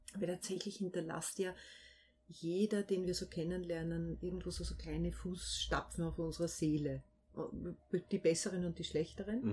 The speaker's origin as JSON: {"language": "German", "area": "Vienna Woods, just outside Vienna", "region": "Lower Austria", "country": "Austria", "tie": "born or raised there", "said": "dort, wo ich aufgewachsen bin, was ich auch wirklich als Heimat bezeichne. Also das ist so eine ganz starke Bindung. Das ist knapp außerhalb von Wien, aber definitiv außerhalb von Wien äh, im Wienerwald"}